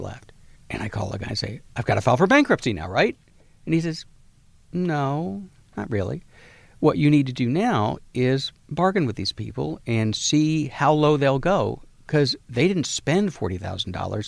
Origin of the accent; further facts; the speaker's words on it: Galveston, Texas, United States; I'm from Galveston, Texas.